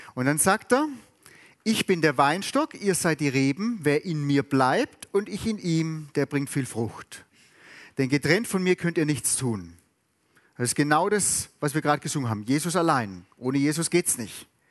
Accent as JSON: {"language": "German", "region": "Southern Germany", "country": "Germany", "tie": "born or raised there", "said": "ich bin in Süddeutschland aufgewachsen."}